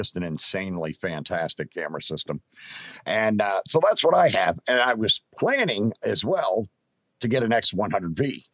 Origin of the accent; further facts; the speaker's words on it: Pennsylvania, United States; moved away; my home state of Pennsylvania